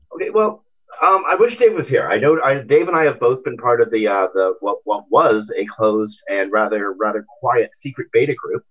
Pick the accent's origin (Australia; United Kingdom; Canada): Canada; being Canadian